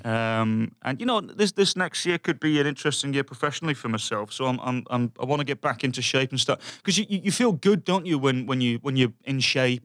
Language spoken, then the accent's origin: English; Birmingham, West Midlands, United Kingdom; moved away; my hometown, Birmingham